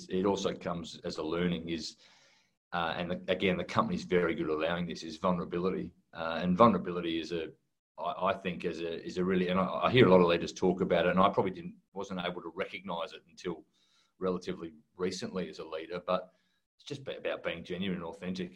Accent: Australia; also born or lived in United Kingdom; we took that Australian culture to the UK

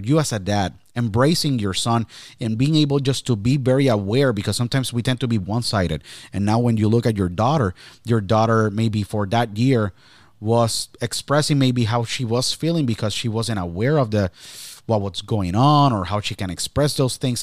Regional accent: Puerto Rico; now in Pennsylvania, United States; I was born and raised in Puerto Rico.

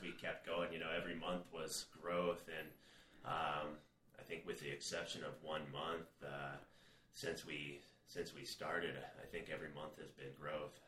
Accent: Minneapolis, Minnesota, United States; moved away as an adult; also born or lived in North Dakota; now in Arizona, United States; I grew up in Minneapolis, then moved north

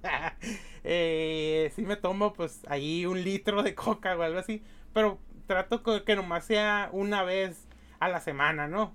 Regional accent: Mexicali, Baja California, Mexico; Mexicali, de mi, pues de mi, pues de mi pueblo, pues Mexicali, la, la capital de Baja California

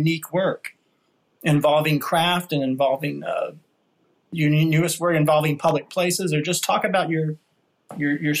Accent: New York City, New York, United States; moved away; New York City, 1967 here. So we're both displaced, New Yorkers

